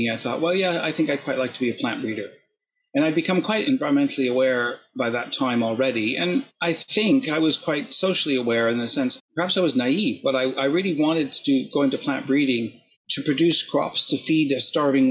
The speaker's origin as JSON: {"language": "English", "region": "southern Ontario", "country": "Canada", "tie": "born or raised there", "also_born_or_lived": "Oxford, United Kingdom", "moved": "yes", "lives_now": "Buckinghamshire, United Kingdom", "said": "I'm Canadian by origin, and I grew up in Ontario."}